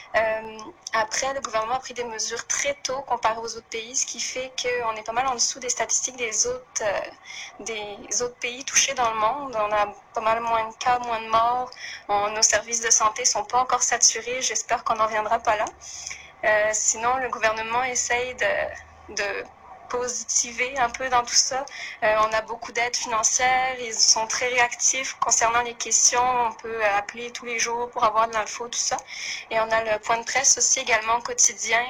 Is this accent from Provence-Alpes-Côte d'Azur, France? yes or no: no; Bourou, Centre-Val de Loire, France; moved away as an adult; now in Quebec, Canada; je viens de Bourou. J'ai fréquenté le lycée Rémi Bello de 2013 à 2016